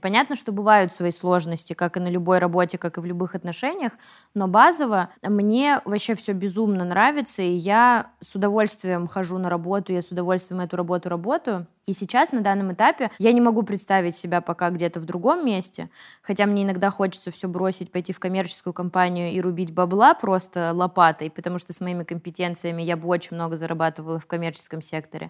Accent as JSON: {"language": "Russian", "town": "Yaroslavl", "region": "Yaroslavl Oblast", "country": "Russia", "said": "мы с Вероничкой из Ярославля"}